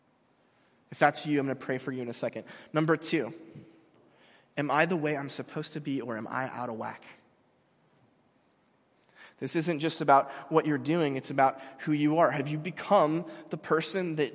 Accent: Mission Viejo, California, United States; moved away as an adult; I grew up in Mission Viejo.

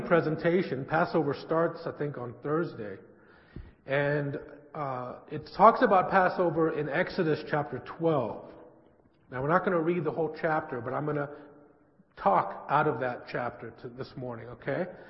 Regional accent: San Francisco, California, United States; I grew up in San Francisco in a Jewish family

